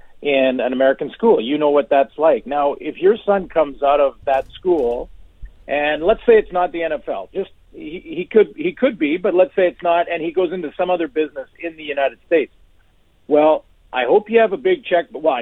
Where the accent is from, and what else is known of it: Canada